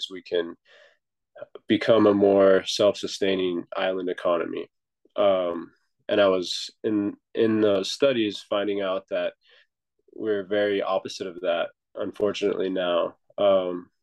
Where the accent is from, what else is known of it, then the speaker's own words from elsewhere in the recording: Norco, California, United States; moved away as an adult; now in Hawaii, United States; I was born in Southern California in a small town called Narco, just outside of Los Angeles. And I moved here just after high school